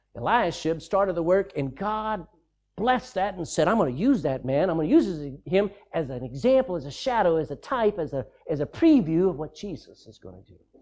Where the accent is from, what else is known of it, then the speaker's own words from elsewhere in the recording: Texas, United States; I'm a Texan